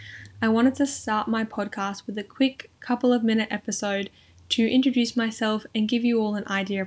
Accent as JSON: {"language": "English", "area": "Central Coast", "region": "New South Wales", "country": "Australia", "tie": "born or raised there", "said": "I'm 21 years old and I was born and raised on the Central Coast, which is located in New South Wales, Australia. It's right in the middle of Sydney and Newcastle on the East Coast and it's beautiful."}